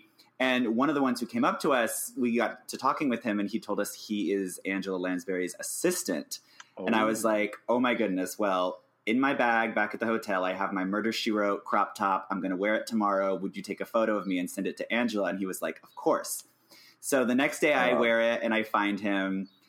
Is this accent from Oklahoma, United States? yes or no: yes; Oklahoma, United States; Well, Oklahoma. It's kind of not, it's not the technical South, but.